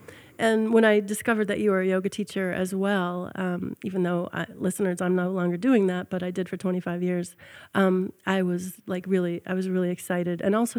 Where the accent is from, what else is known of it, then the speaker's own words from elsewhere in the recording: upstate New York, United States; I grew up in New York, upstate New York.